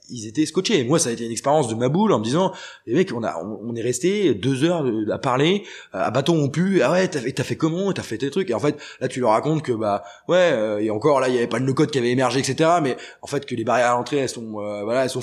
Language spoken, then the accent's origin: French; Brittany, France; Moi, tu, typiquement, je viens de Bretagne